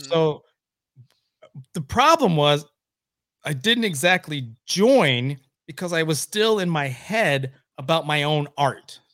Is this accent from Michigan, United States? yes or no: yes; Oscoda, Michigan, United States; also born or lived in Louisville, Kentucky / Lansing, Michigan; I grew up in Oscoda, Michigan.